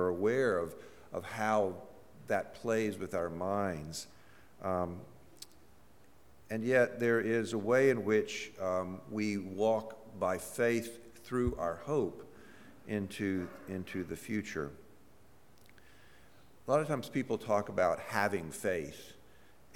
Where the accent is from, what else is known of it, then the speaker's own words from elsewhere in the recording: Mississippi, United States; I'm from Mississippi